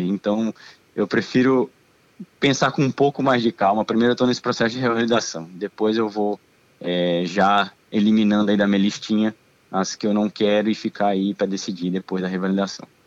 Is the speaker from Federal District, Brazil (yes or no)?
yes; Brasília, Federal District, Brazil; moved away as an adult; also born or lived in Argentina; tenho 36 anos, sou de Brasília.